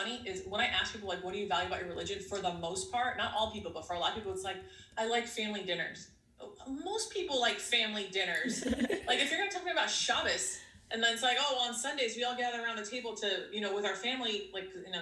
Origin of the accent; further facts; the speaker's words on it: United States; I'm Greek American. Like I was raised here and my husband is Greek.